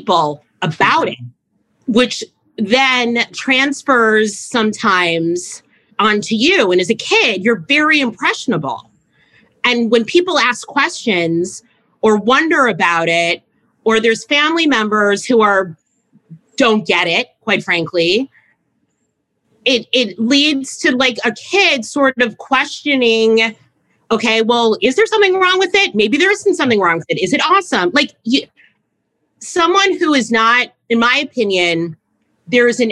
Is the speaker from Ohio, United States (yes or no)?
yes; South Euclid, Ohio, United States; I grew up very middle class in Cleveland, in South Euclid, Ohio, which is a suburb of Cleveland